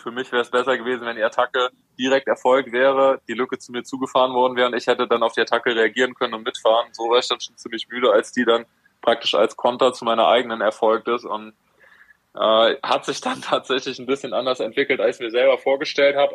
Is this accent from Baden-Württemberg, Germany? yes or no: yes; Heidelberg, Baden-Württemberg, Germany; als Heidelberger